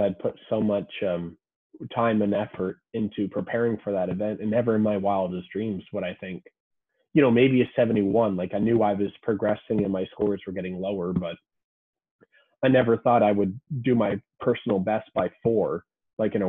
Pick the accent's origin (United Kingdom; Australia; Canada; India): Canada; as a Canadian